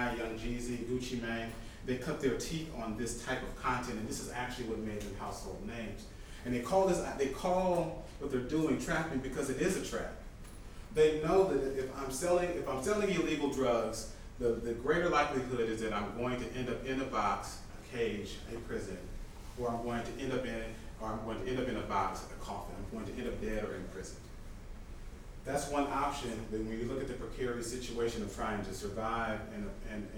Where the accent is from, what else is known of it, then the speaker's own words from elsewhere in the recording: Atlanta, Georgia, United States; I grew up in the Atlanta area.